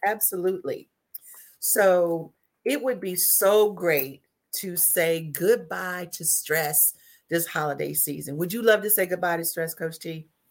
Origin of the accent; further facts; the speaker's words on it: the South, United States; now in Dayton, United States; I'm from the South